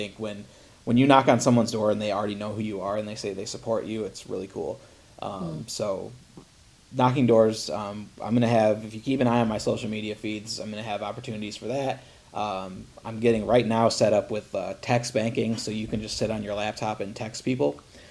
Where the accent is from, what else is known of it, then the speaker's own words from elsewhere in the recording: Toledo, Ohio, United States; I was born in Toledo, Ohio, so, you know, I have whatever that accent is